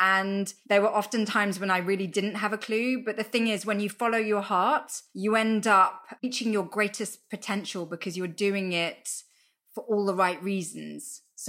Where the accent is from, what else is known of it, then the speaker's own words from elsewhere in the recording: London, United Kingdom; I'm from London, and we have the London Underground.